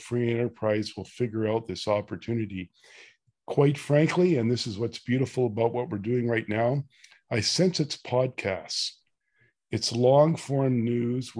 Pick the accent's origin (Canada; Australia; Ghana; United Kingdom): Canada; being Canadian